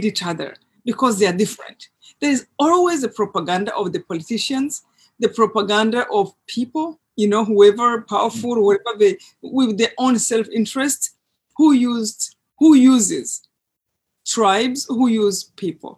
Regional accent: Rwanda; moved away; I grew up in Rwanda in a place that is very close to a lake

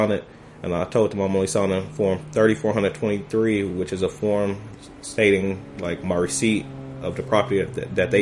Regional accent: LaGrange, United States; I'm from LaGrange

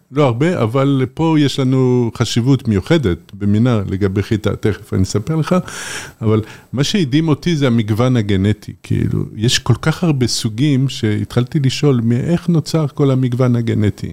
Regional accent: Paris, Île-de-France, France; now in Israel; אני גדלתי בפריס

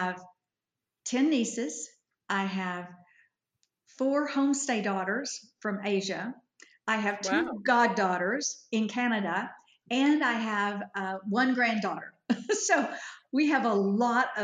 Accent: Fort Worth, Texas, United States; moved away as an adult; now in Edmond, United States; I was raised by Yankees in Fort Worth, Texas

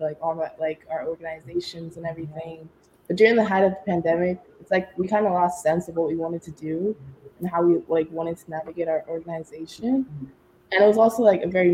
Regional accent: United States; accent: American; growing up here in America, but also still having that Nigerian background

